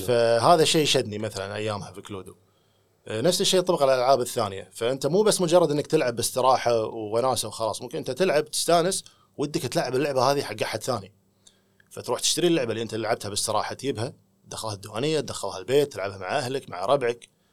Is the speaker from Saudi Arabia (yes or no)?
no; Kuwait; المهم ردينا الكويت